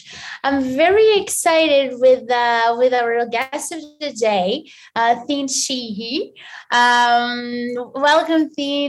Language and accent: English; Barcelos, Braga, Portugal; it's near my city, actually. I'm from Barcelos. I'm from Barcelos, which is very close to Braga